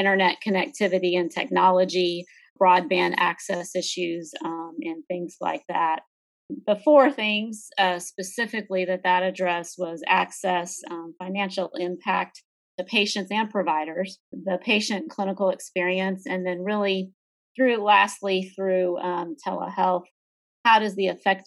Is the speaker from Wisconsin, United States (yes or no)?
no; Dallas-Fort Worth area, Texas, United States; I'm from the Dallas-Fort Worth area. That's where I grew up